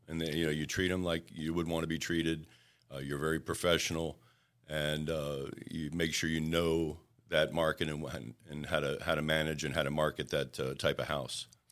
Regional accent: Puerto Rico; moved away; when I was a little tot growing up in Puerto Rico

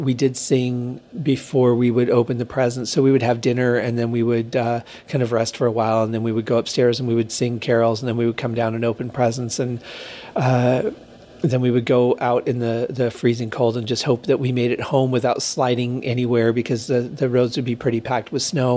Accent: Michigan, United States; now in Las Vegas, United States; growing up in Michigan

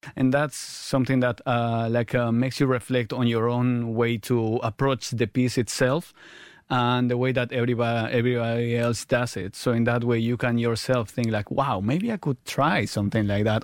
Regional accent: Mallorca, Balearic Islands, Spain; born or raised there; also born or lived in Argentina / London; now in Mallorca, Spain

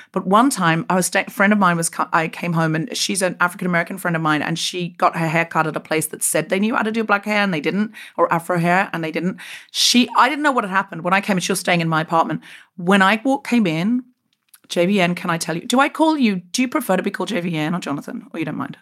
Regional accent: Queensland, Australia; moved away as an adult; also born or lived in Sydney, Australia; When I left Australia, um, uh, where I grew up in Queensland

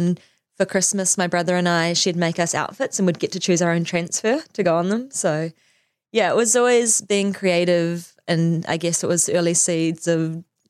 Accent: Auckland, New Zealand; born there; also born or lived in Singapore / Wellington, New Zealand; So, yeah, so I was born in Auckland, so literally like here, right here.

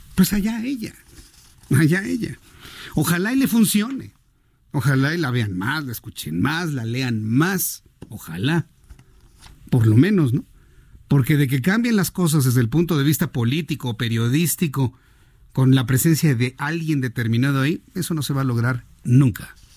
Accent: Mexico; soy muy mexicano, muy, muy mexicano

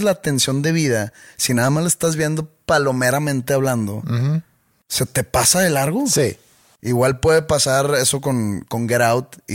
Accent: Mexico; Soy más mexicano yo que ellos dos juntos.

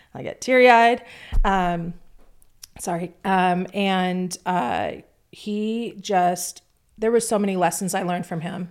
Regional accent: Orange County, California, United States; now in Nashville, United States; grew up in Orange County, California

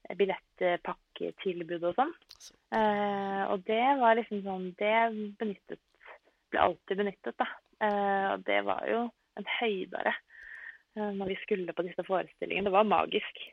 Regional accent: Norway; also born or lived in Italy; Jeg er oppvokst i Norge

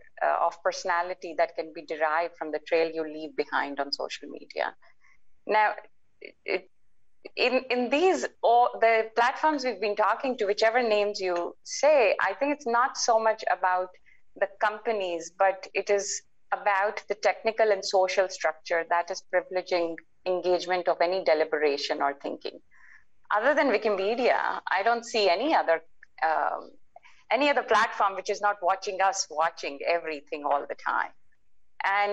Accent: India; also born or lived in United States; as an Indian

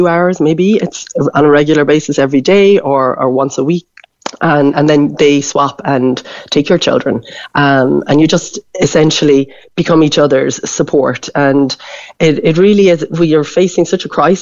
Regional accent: Wexford, Leinster, Ireland; now in Lahinch, Ireland; I come from Wexford. I live in Lahinch.

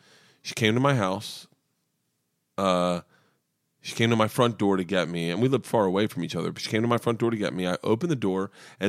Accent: Temple Terrace, Florida, United States; I grew up in Temple Terrace.

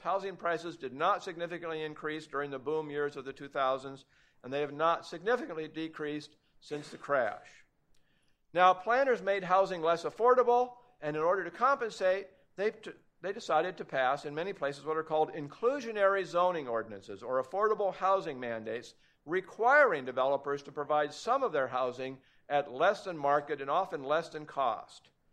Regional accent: Portland, Oregon, United States; moved away; I grew up in Portland, Oregon before it was heavily regulated

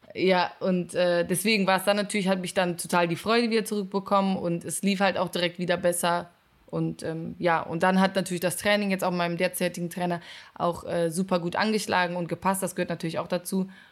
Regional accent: Cologne, North Rhine-Westphalia, Germany; ich komme aus Köln

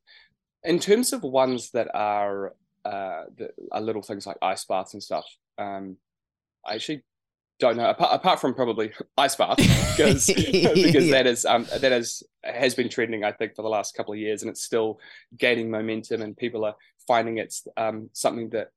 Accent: Martinborough, Wellington, New Zealand; moved away; We used to live just out of Martinborough, so that was where I grew up on a sheep and cattle farm

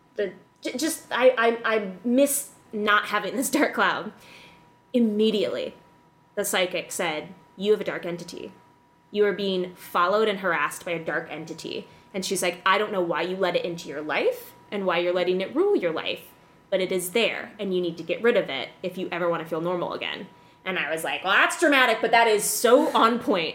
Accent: Illinois, United States; moved away; also born or lived in West Hollywood; I grew up in Illinois

